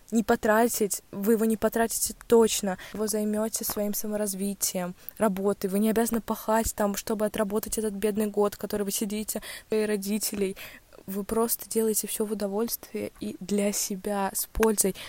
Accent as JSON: {"language": "Russian", "town": "Ulyanovsk", "region": "Ulyanovsk Oblast", "country": "Russia", "tie": "born or raised there", "said": "в Ульяновске"}